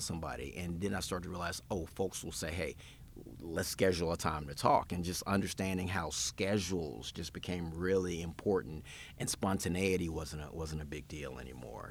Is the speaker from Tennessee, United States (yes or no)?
yes; Memphis, Tennessee, United States; also born or lived in Knoxville, Tennessee / Nashville; born and bred in Memphis